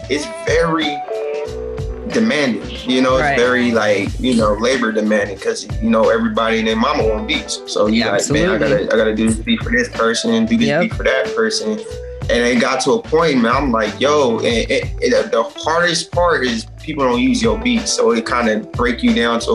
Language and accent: English; Stockton, California, United States; I was born and raised in Stockton, California